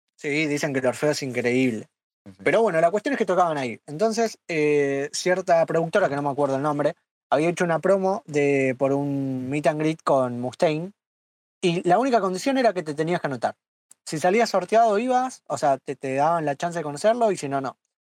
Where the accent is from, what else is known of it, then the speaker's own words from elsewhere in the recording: Buenos Aires, Argentina; por ser porteño